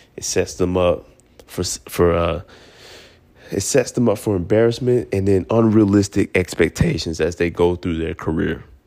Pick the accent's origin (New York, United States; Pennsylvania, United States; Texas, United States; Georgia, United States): Georgia, United States; Atlanta; I'm from Atlanta